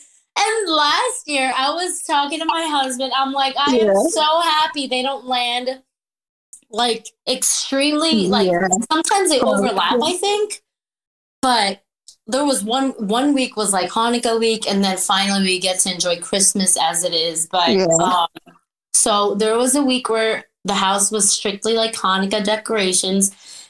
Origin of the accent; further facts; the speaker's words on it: Philippines; moved away; And, you know, growing up in the Philippines, it was so different from like, I would go home and I was raised like Filipino style